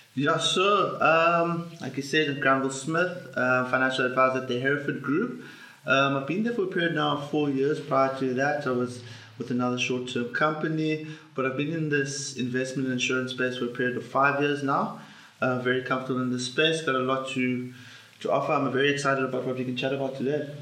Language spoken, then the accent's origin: English; South Africa; as a South African